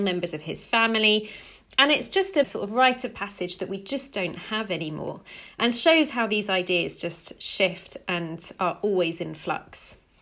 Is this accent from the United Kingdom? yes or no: yes; England, United Kingdom; I'm English